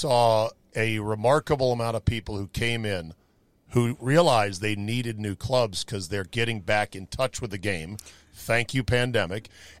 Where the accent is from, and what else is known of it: McLean, Virginia, United States; born or raised there